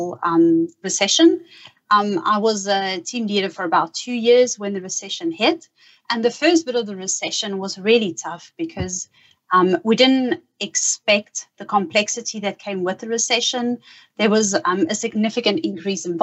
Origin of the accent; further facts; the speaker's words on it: South Africa; moved away as an adult; now in Australia; I'm originally from South Africa